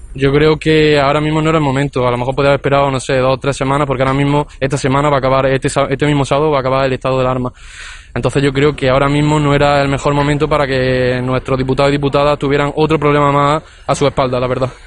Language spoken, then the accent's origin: Spanish; Spain; afirmarnos como españoles